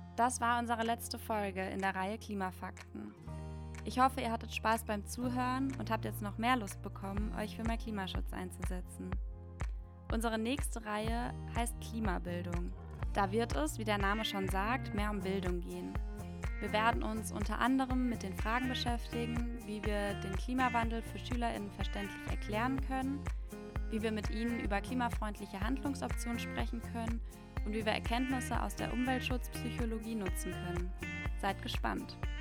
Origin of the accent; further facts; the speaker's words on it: Germany; bei uns in Deutschland